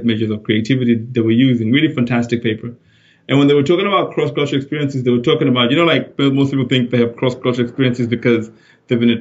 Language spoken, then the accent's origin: English; Zimbabwe; moved away as an adult; now in United Kingdom; I was born in Zimbabwe. That's where I grew up. Went to university in Harare